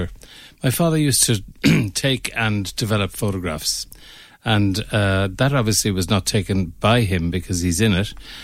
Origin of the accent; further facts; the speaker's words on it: Limerick, Munster, Ireland; And where I grew up. Like, I grew up in Barrington Street, which just beside the Crescent. And I went to school in the Crescent when it was there.